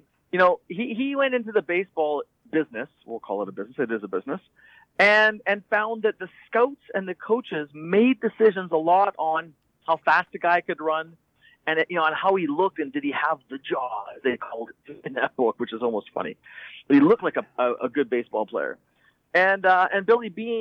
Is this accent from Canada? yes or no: yes; Canada; I'm from Canada